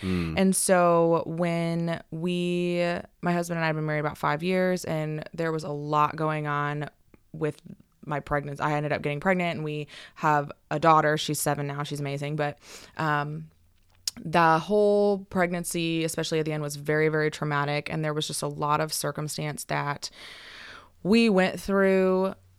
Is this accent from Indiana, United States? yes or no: no; California, United States; So I grew up in a Christian household. I grew up in Northern California, so that's not as common up there, but we were in church all the time